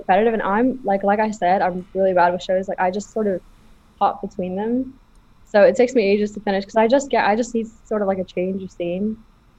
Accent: Abu Dhabi, United Arab Emirates; also born or lived in Toronto; I'm from Abu Dhabi.

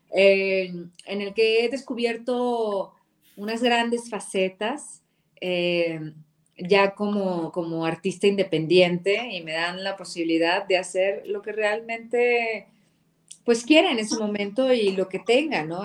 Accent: Ciudad Madero, Tamaulipas, Mexico; moved away; crecí con la salsa, porque pues obviamente soy de, de allá de Ciudad Madero, Tamaulipas, y pues allá se escuchaba eso.

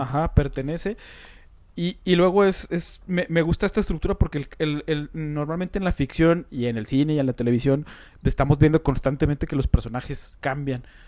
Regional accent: Coahuila, Mexico; Carlos y yo, pues, somos de Coahuila, que está cerca de Monterrey

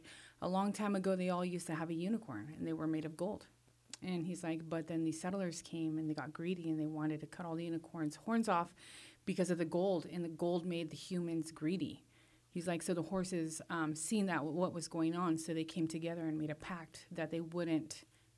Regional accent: Madras, Oregon, United States; also born or lived in Culver, Oregon / Warm Springs Reservation, Oregon; now in Warm Springs, United States; I grew up in Madras and Culver. Grew up in Madras, rode horses, did rodeo and all

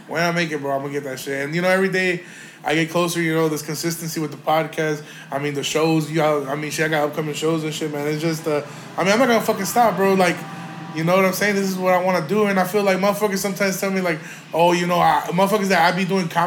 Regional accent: Aurora, United States; I'm proud to be from Aurora too. I know that I moved out here like fifth grade and shit or whatever, but still, shit, I'm from Aurora.

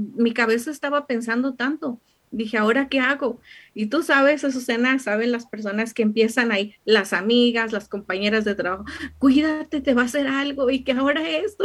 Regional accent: Mexico; now in United States

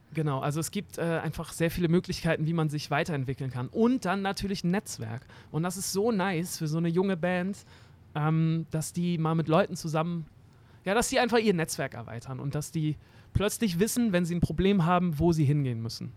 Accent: Hamburg, Germany; ich bin in Eimsbüttel aufgewachsen, so ein richtiges äh, Eimsbüttel-Kind am Weiher

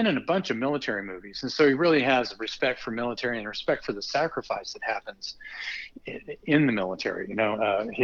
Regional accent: Texas, United States; I'm from Texas

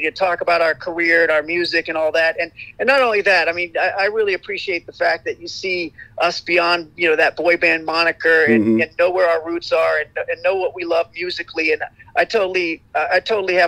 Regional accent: northeastern Ohio, United States; I'm from Ohio and northeastern Ohio

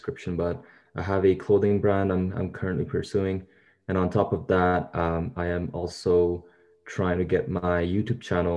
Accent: Abu Dhabi, United Arab Emirates; now in Canada; I'm originally born and raised in Abu Dhabi, which is in the United Arab Emirates. Ethnically, I'm Pakistani. I've been in Canada for about 18 years, I would say.

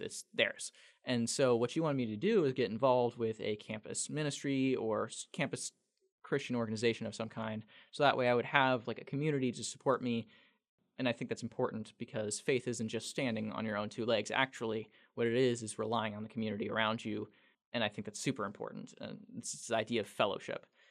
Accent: El Dorado Springs, Missouri, United States; working at a local newspaper in my hometown, El Dorado Springs

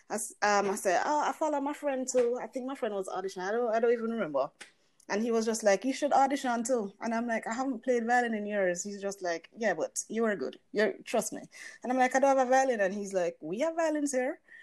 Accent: Jamaica; I am a Jamaican musician.

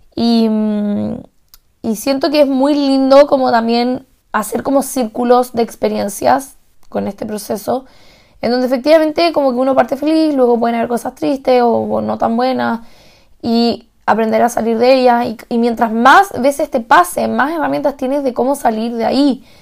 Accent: Chile; moved away as an adult; also born or lived in Santiago; now in Salzburg, Austria; yo soy la única chilena en más de 2.500 personas

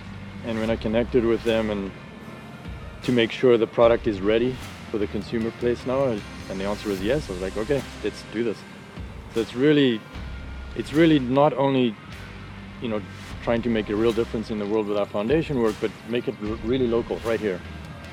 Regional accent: South Africa; moved away; that's where I grew up in South Africa

